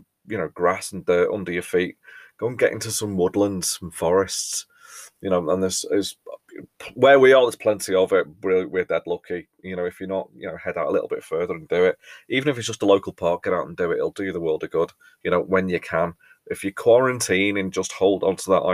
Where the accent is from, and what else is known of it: England, United Kingdom